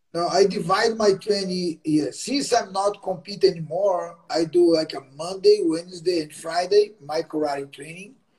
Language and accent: English; Belém, Pará, Brazil; English is a second language; moved away as an adult; now in Los Angeles, United States; my hometown Belém.